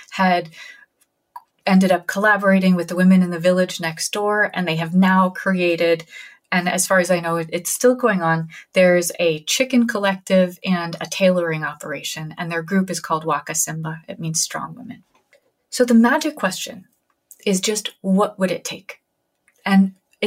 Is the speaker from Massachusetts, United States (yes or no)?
no; New Haven, Connecticut, United States; my hometown of New Haven, Connecticut